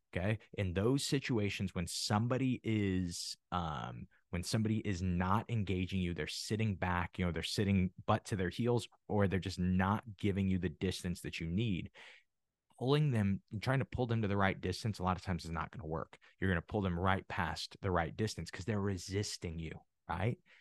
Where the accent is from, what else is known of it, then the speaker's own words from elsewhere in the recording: Midwest, United States; I'm from the Midwest, and it is huge on wrestling